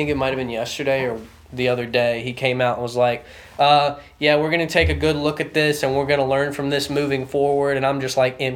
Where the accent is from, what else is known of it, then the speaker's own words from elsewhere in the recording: High Point, North Carolina, United States; I'm from High Point